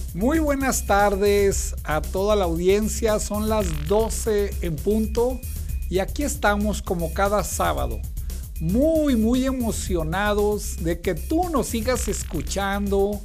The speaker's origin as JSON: {"language": "Spanish", "town": "Torreón", "region": "Coahuila", "country": "Mexico", "said": "yo soy de Torreón, Coahuila"}